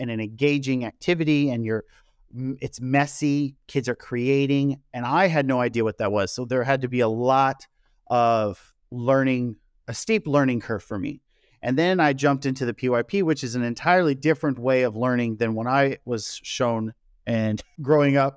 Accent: Kansas, United States; moved away as an adult; also born or lived in South Korea; I am from the Midwest in Kansas in the United States

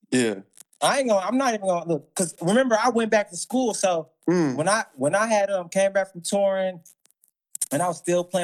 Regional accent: the South, United States; look, I'm talking about I'm I'm already reckless because I'm from South.

